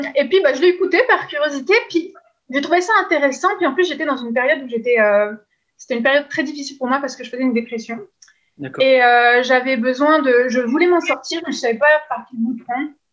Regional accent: France; now in Quebec, Canada; je suis française, mais je n'habite plus en France depuis longtemps. Maintenant, je suis au Québec

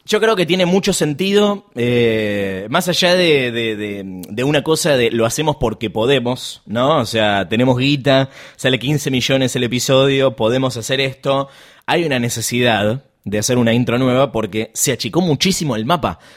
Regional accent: Argentina; Soy argentina

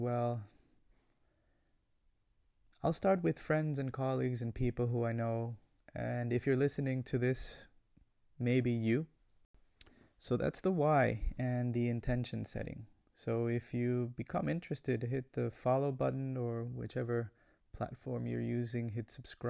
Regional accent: Guayaquil, Guayas, Ecuador; English is a second language; also born or lived in United States; I come from Ecuador. I was born in Guayaquil, Ecuador. That's a coastal city, hot city in South America.

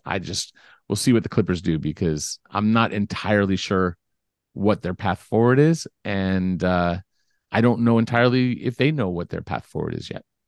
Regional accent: Beverly Hills, California, United States; also born or lived in Culver City; I grew up in Beverly Hills

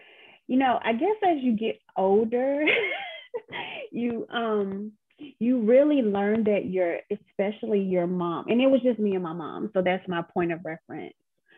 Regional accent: the South, United States; I'm from the South, and so my you know, Monica laughs at me. If she was here, she would crack up laughing, but I am very much a Southern belle, you know.

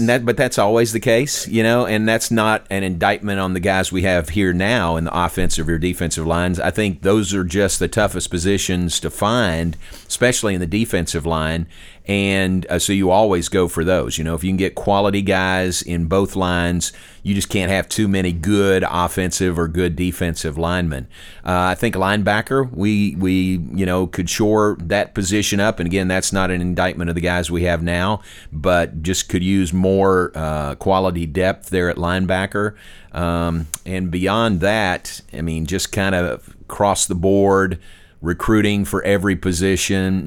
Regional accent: Danville, Kentucky, United States; moved away as an adult; also born or lived in Louisville, Kentucky / Waco, Texas; I grew up in Kentucky listening to Kaywood Ledford

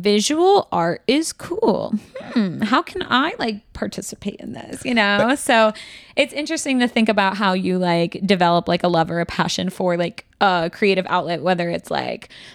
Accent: Midwest, United States; now in New York City, United States; Ayla and I are both like Midwestern babies

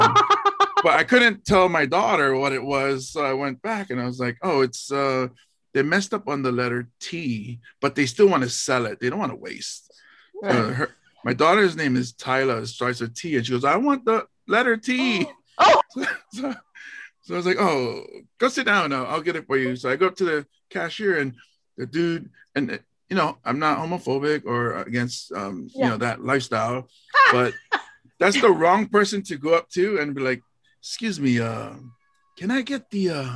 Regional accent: Hawaii, United States; in Hawaii, we're removed from Washington D.C. You know, we're the furthest state from it

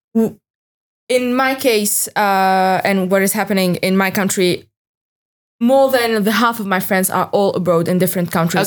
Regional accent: Tunisia; moved away as an adult; now in Brussels, Belgium; I come from Tunisia

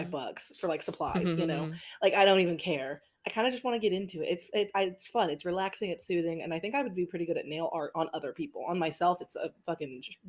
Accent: United States; as an American

